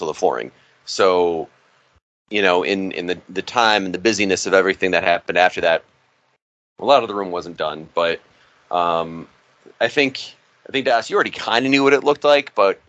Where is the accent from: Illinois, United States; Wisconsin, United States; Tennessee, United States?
Illinois, United States; Chicago; And a lot of people think I'm from Chicago. I'm a Chicago boy.